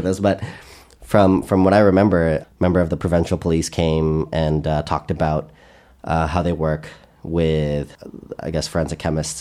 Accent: Canada; I'm Canadian

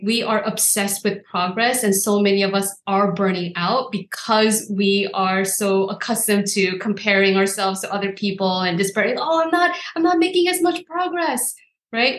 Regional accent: Seoul, South Korea; moved away; I come from Seoul, South Korea

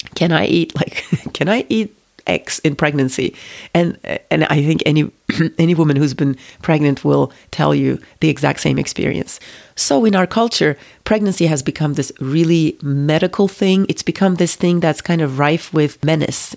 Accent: Turkey; moved away as an adult; also born or lived in United States; I grew up in Turkey, it's a very nationalistic country

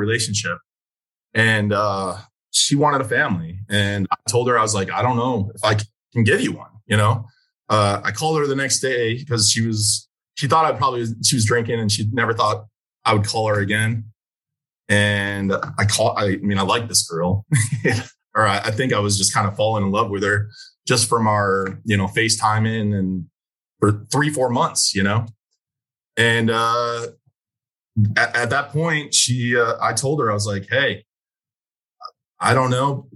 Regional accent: Chicago, Illinois, United States; moved away as an adult; now in Clovis, United States; I'm from Chicago

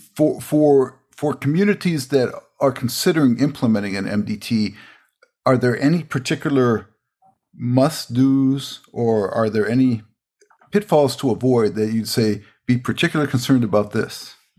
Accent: Everett, Washington, United States; Everett, Washington, my my my hometown there

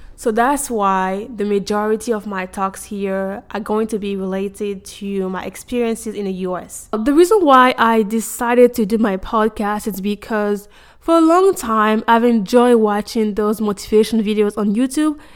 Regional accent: Côte d’Ivoire; moved away as an adult; now in United States; I was born and raised in Cote d'Ivoire, Ivory Coast.

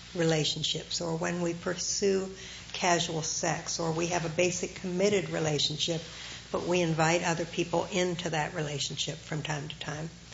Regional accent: Ohio, United States; moved away; growing up in Ohio

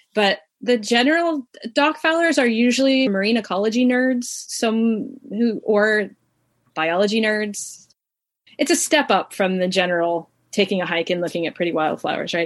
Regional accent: Southern California, United States; I grew up in Southern California in the suburbs

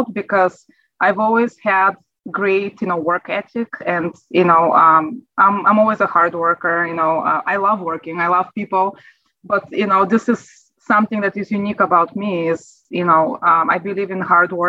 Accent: Bulgaria; English is a second language; moved away as an adult; now in United States; as you can sense from my accent, you know, I wasn't born in America. I am from Europe, from Bulgaria, and I immigrated here in 2003

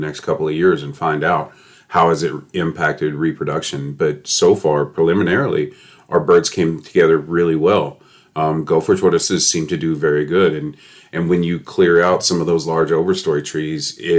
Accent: Kentucky, United States; moved away as an adult; now in Charlotte County, Florida, United States; I grew up somewhere else, like most people here. I'm from Kentucky

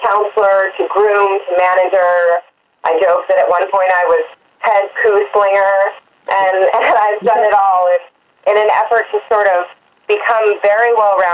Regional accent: United States; I grew up riding in the Maryland and Virginia area.

